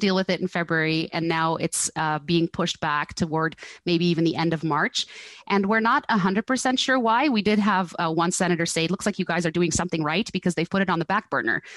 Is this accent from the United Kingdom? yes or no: no; Netherlands; now in Canada; I grew up in Holland